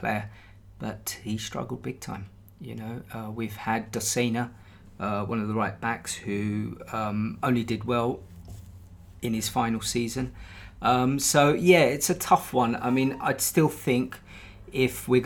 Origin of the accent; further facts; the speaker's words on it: Brighton, South East England, United Kingdom; my hometown club of Brighton